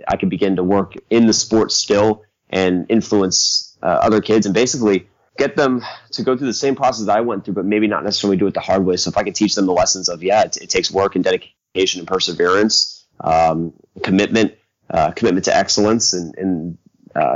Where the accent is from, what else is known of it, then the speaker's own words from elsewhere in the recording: Central Florida, United States; moved away as an adult; now in Arizona, United States; I'm originally born and raised in Central Florida